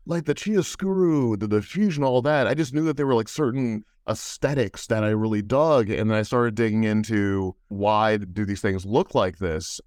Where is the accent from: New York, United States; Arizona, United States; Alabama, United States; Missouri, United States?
Missouri, United States; St. Louis; Being an only child growing up in Saint Louis, Missouri